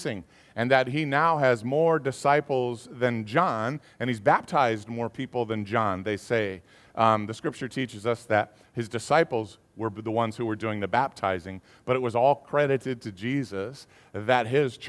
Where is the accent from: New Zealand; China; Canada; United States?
United States; Southern California; I grew up in Southern California